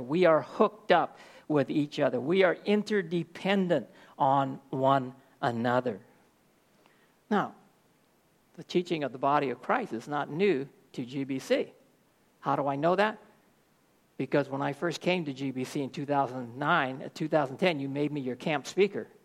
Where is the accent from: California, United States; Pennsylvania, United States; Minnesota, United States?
California, United States; Oakland; I'm from Oakland, California